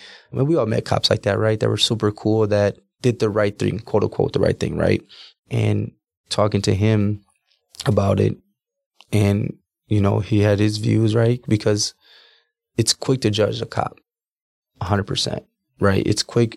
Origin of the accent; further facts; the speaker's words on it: Milwaukee, Wisconsin, United States; also born or lived in New Smyrna Beach, Florida / Orlando, Florida; I was born in Milwaukee, Wisconsin.